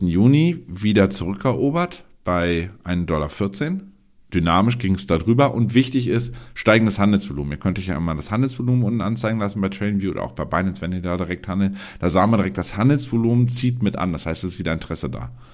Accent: Germany; für uns als Deutsche

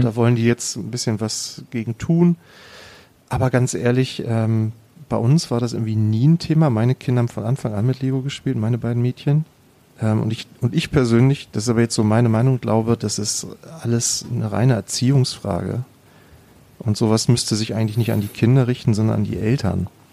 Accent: Germany; bei uns in Deutschland

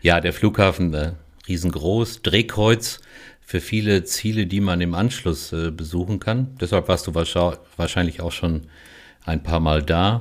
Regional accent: Germany; wir so als Deutsche

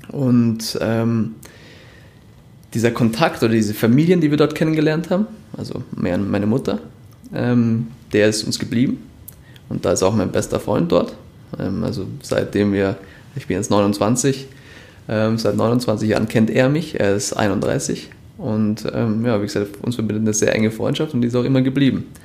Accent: Munich, Bavaria, Germany; born there; ich bin in München geboren, sprich die Alpen sind mir ähm, bekannt

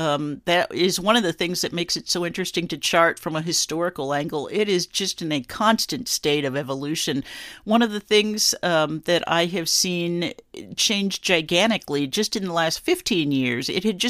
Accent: Los Angeles, California, United States; I was a kid growing up in the Los Angeles suburbs. I'm a lifelong Californian.

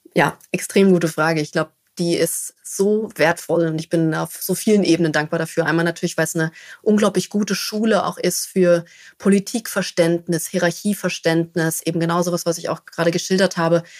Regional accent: Berlin, Germany; Also ich komme aus Berlin

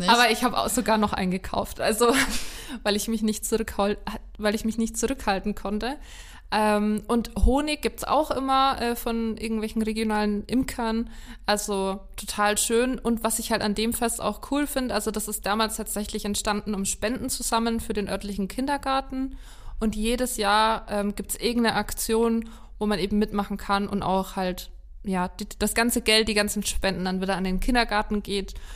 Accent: Lower Franconia, Bavaria, Germany; bei uns in Unterfranken

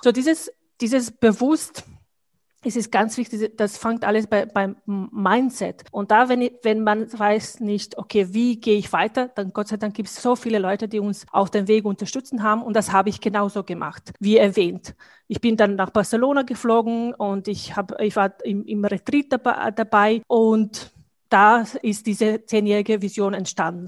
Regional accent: Bosnia & Herzegovina; German is a second language; moved away as an adult; now in Austria; Ich komme aus Bosnien

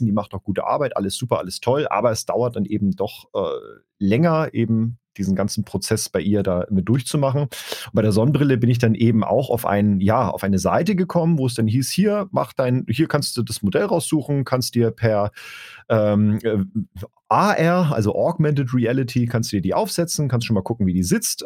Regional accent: Baden-Württemberg, Germany; moved away; in meine alte Heimat nach Baden-Württemberg

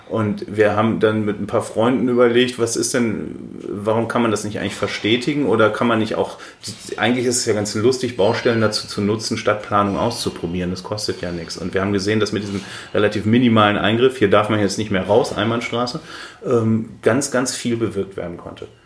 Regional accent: North Rhine-Westphalia, Germany; now in Berlin, Germany; die in meiner Heimatstadt in Ostwestfalen leben, ist Berlin ein Moloch für meine Verwandten, die auf dem Land leben auch.

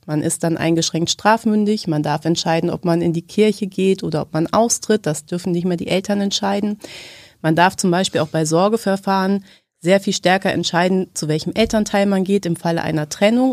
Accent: Hanover, Lower Saxony, Germany; moved away as an adult; also born or lived in Göttingen; Ich komme aus Hannover. Ich bin da geboren und lebe da jetzt auch wieder

